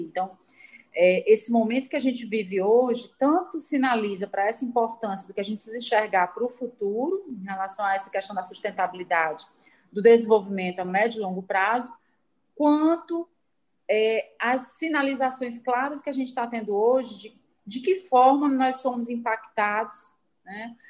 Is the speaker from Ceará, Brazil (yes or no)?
yes; Ceará, Brazil; de nós todos, enquanto cearenses